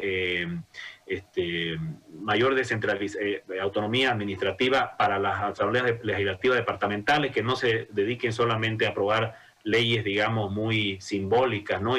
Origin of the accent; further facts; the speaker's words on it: Santa Cruz, Bolivia; como cruceños